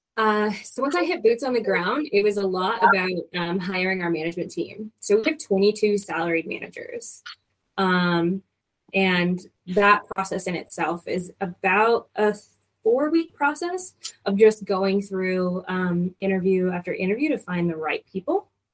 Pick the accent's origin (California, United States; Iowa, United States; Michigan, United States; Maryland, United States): Michigan, United States; moved away as an adult; also born or lived in Denver / Hawaii / San Antonio / Arkansas; now in Louisville, United States; I am originally from Michigan